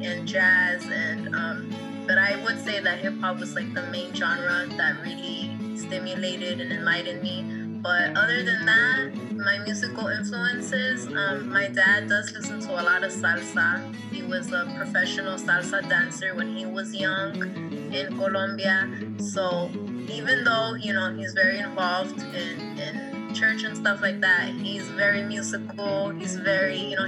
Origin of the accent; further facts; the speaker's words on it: California, United States; also born or lived in Quetzaltenango, Guatemala / Hawthorne, California; I was actually born in Guatemala, though. So I rep also as well Quetzaltenango. I was born next to a volcano, and then I was raised over here in California